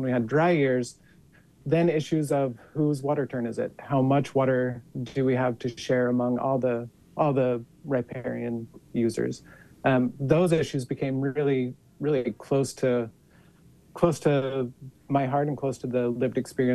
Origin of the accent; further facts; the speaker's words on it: Cornish, Utah, United States; So I am from Utah. I grew up in a small farming and ranching town called Cornish, which is about 30 minutes north of Logan